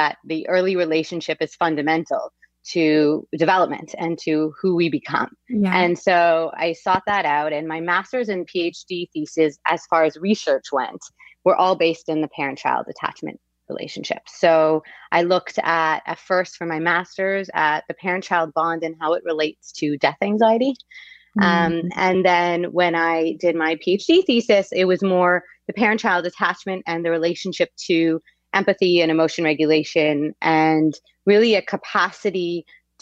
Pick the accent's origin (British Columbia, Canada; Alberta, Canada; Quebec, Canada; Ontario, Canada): Quebec, Canada; I'm from Quebec, and in Quebec, you have a two-year post-high school pre-university.